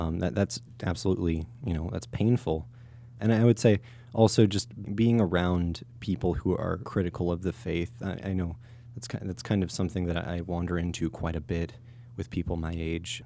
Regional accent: University City, Missouri, United States; I grew up in Christ the King Parish up in University City

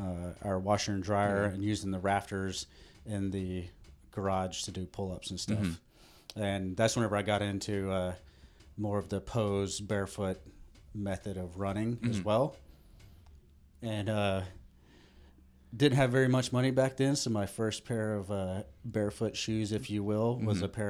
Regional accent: Alabama, United States; So originally I grew up in Alabama.

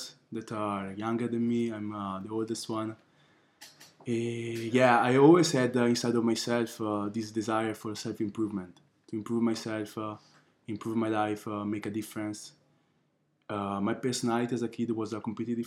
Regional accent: Milan, Lombardy, Italy; also born or lived in Nigeria (ancestry) / Ghana (ancestry); now in Budapest, Hungary; I was born in Italy. My parents from Africa. My mother from Nigeria and my father from Ghana

